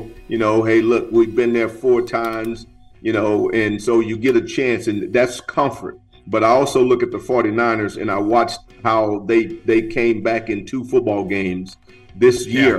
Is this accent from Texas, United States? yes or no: yes; Texas, United States; growing up in Texas, I was a Cowboy fan.